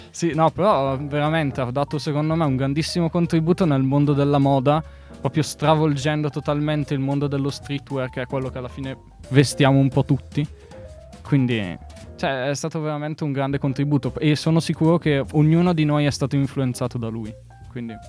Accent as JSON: {"language": "Italian", "town": "Bergamo", "region": "Lombardy", "country": "Italy", "said": "Io, io sono di Bergamo"}